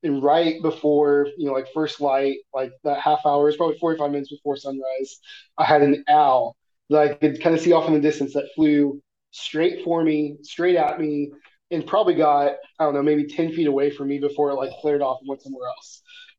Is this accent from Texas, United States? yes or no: no; Missouri, United States; Like growing up in Missouri, there's foxes all over the place, but you never see them.